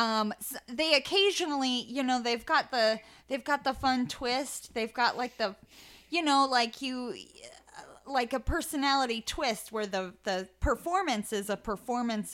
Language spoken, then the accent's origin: English; Lincoln, Nebraska, United States; also born or lived in Lawrence, Kansas; now in Kansas City, United States; I'm from Lincoln, Nebraska